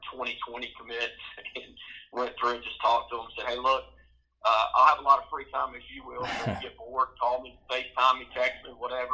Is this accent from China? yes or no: no; Snow Hill, North Carolina, United States; I grew up in Snow Hill, which is 25 miles from Greenville